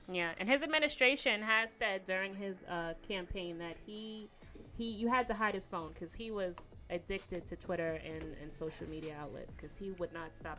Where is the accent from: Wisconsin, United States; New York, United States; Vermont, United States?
New York, United States; New York City; I'm from Staten Island. Don't come at my borough, okay?